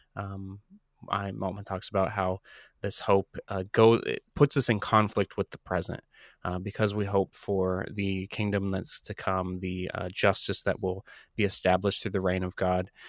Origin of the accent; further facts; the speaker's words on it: Columbus, Ohio, United States; I, I grew up in Columbus, Ohio. I still live here with my wife